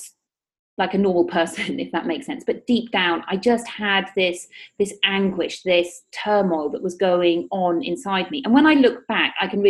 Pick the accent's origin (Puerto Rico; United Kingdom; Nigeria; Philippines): United Kingdom; moved away as an adult; also born or lived in Australia; now in Spain; I am originally from the United Kingdom, as you may be able to tell from my accent.